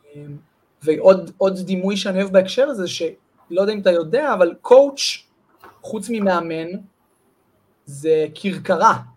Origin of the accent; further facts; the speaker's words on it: Amir, Northern District, Israel; moved away as an adult; also born or lived in Holon / Jerusalem / Jezreel Valley / Wingate Institute; נולדתי בחולון, אבל גדלתי בקיבוץ אמיר מגיל שלוש, אמיר זה ליד כפר בלום, ליד קריית שמונה